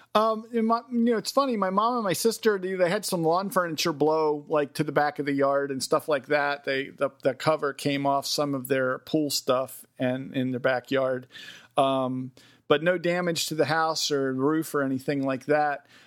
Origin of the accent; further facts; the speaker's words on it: Westminster, Maryland, United States; the hometown I grew up in, Westminster, Maryland